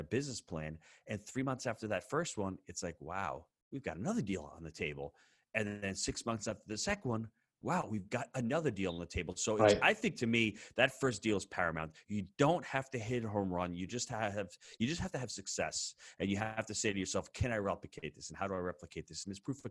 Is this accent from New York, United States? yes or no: yes; New York, United States; as the New Yorker that I was